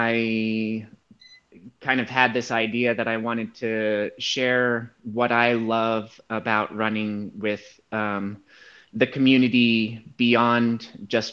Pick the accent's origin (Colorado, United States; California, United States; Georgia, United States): Colorado, United States; Aspen; I grew up in Aspen, Colorado, which is a service-oriented community.